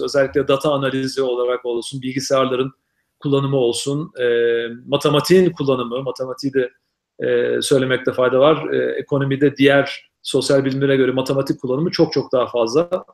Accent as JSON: {"language": "Turkish", "region": "Ankara", "country": "Turkey", "tie": "born or raised there", "also_born_or_lived": "Istanbul / Boston / Syracuse / West Virginia", "moved": "as an adult", "lives_now": "Reno, United States", "said": "hala kendimi Ankaralıyım diyorum. Çünkü Ankara'da doğmadım gerçi ama Ankara'da büyüdüm."}